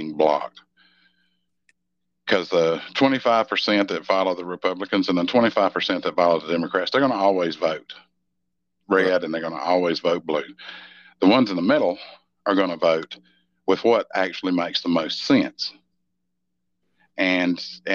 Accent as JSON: {"language": "English", "region": "Mississippi", "country": "United States", "tie": "born or raised there", "said": "When I was a kid growing up in Mississippi"}